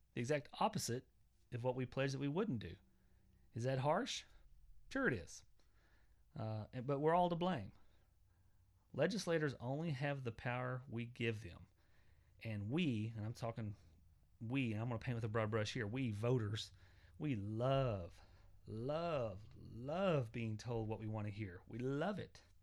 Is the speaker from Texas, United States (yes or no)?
no; Southwest Oklahoma, United States; I come from Southwest Oklahoma. Uh, my parents are very traditional.